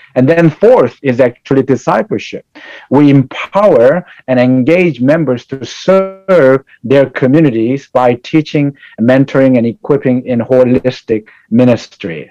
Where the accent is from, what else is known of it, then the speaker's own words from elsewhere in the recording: South Korea; now in United States; I was born in South Korea and migrated to United States in 1982, and I grew up in family of uh, with a Buddhist and Catholic uh, beliefs